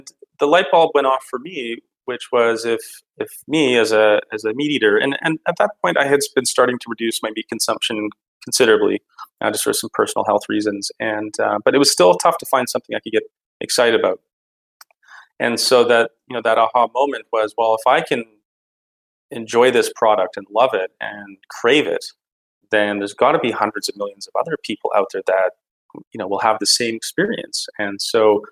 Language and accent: English; Calgary, Alberta, Canada; born and raised in Canada and mostly grew up in Calgary, Alberta